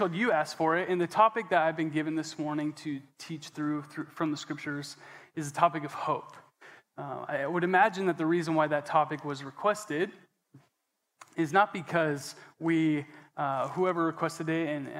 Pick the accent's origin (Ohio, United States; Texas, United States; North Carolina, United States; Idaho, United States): Idaho, United States; Coeur d'Alene; I was born in Coeur d'Alene, Idaho, at the Big Blue Hospital.